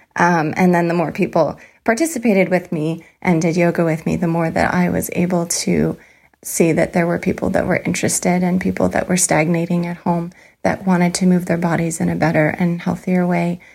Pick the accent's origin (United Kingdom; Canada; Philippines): Canada; moved away as an adult; now in Seattle, United States; I'm a Canadian living in the U S